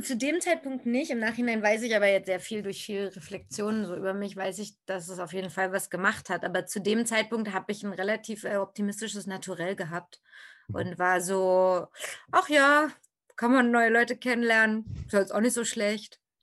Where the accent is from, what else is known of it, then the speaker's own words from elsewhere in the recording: Berlin, Germany; ich bin in Berlin geboren und da auch zur Schule gegangen